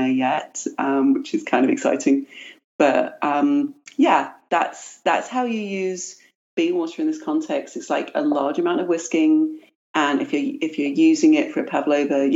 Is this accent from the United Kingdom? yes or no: yes; London, United Kingdom; now in United States; I was raised in London